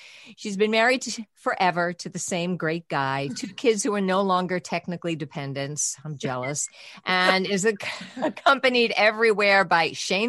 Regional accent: New York City, New York, United States; now in Connecticut, United States; I'm a Queens girl

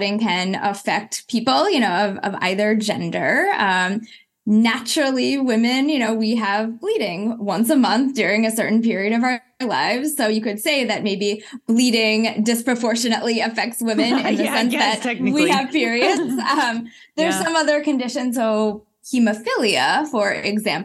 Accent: Berkeley, California, United States; I was born in Berkeley, California, to a mom who was, you know, an activist in the 60s.

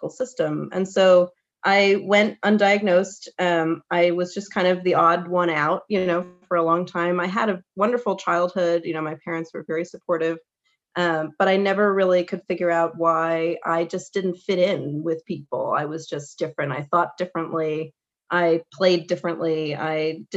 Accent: Michigan, United States; moved away as an adult; also born or lived in New York City; I grew up in the Midwest, in mid-Michigan, you know, very small town

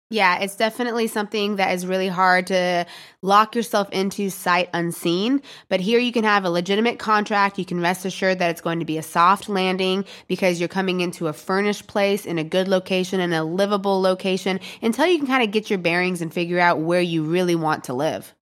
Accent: Florida, United States; moved away as an adult; now in Porto, Portugal; I grew up in Florida

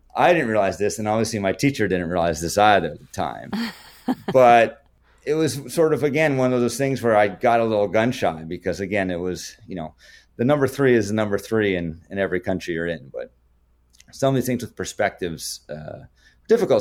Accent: Canada; being Canadian, not having that in high school

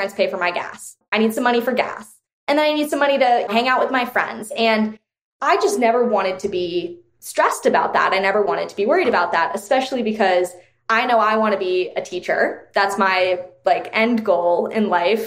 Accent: Connecticut, United States; I grew up in Connecticut, which is kind of like more well-off state

